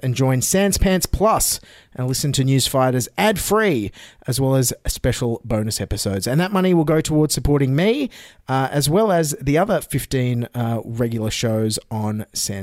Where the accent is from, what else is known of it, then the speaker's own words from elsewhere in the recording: Cobargo, New South Wales, Australia; the town I grew up in on the New South Wales South Coast, Cobargo